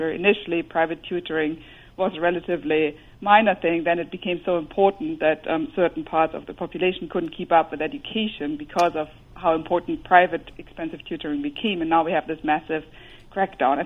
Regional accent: Germany; accent: German; English is a second language; moved away; You might hear my German accent

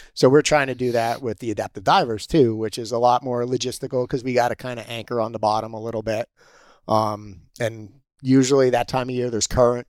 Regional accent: Pennsylvania, United States; moved away; I'm originally from Pennsylvania

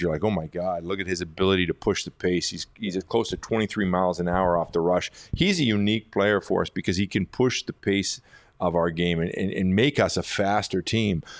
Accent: Richmond Hill, Ontario, Canada; moved away; I grew up in Richmond Hill.

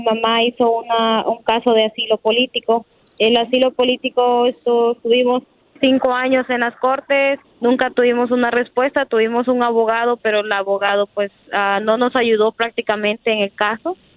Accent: Honduras; moved away as an adult; now in United States; yo soy de Honduras.

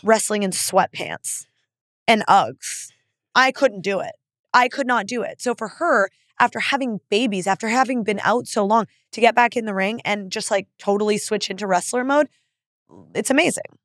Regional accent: Canada; moved away; being Canadian

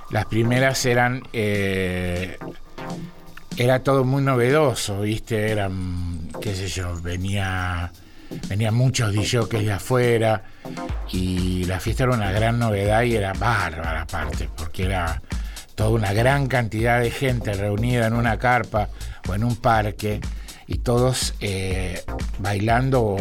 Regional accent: Rosario, Santa Fe, Argentina; vengo de Rosario y también me dijeron, Rosario, que está todo mal

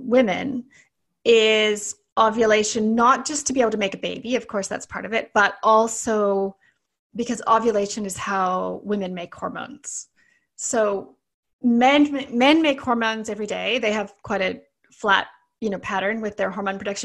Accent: Canada; accent: Canadian; also born or lived in Sydney, Australia; now in New Zealand; I'm Canadian, as you can probably hear from my accent, but I live in New Zealand, and I spent nearly 20 years practicing in Sydney, Australia

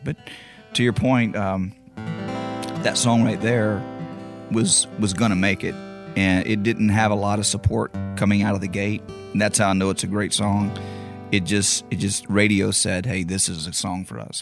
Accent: Beaumont, Texas, United States; my hometown of, of Beaumont

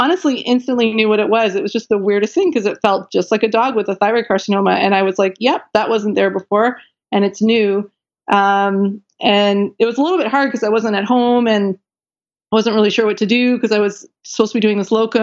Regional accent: Canada; I'm Canadian, and I was in Canada at the time

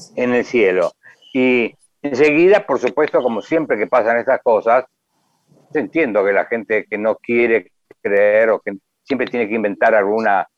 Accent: Uruguay; yo me considero uruguayo

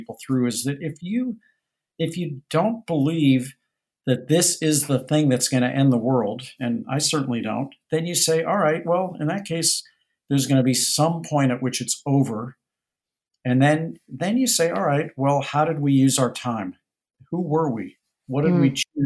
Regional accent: St. Louis, Missouri, United States; now in New York City, United States; when I was growing up in St. Louis

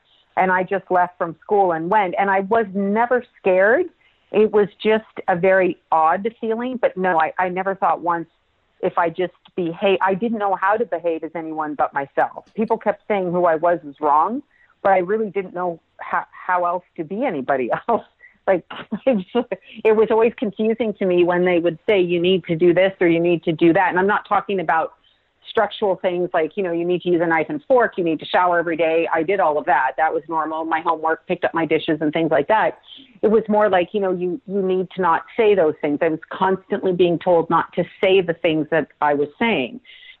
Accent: Toronto, Ontario, Canada; but yes, I was born in Toronto, Canada, which is my homeland, my home people. So it's especially nice to be talking to a fellow Canadian.

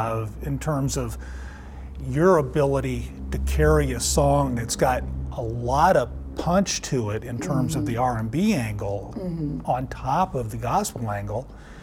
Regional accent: Indiana, United States; moved away; growing up in Indiana.

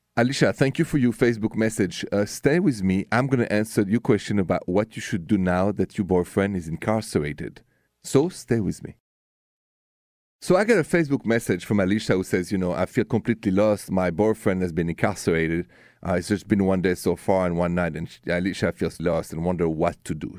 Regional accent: Paris, Île-de-France, France; now in United States; I'm from Paris

